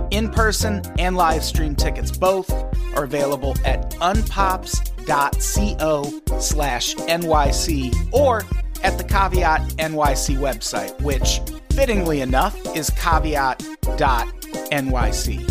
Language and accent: English; Illinois, United States; when I was growing up in Illinois